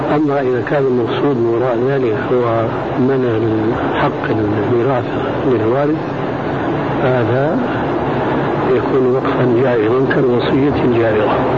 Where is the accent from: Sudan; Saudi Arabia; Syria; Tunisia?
Sudan; عندنا في السودان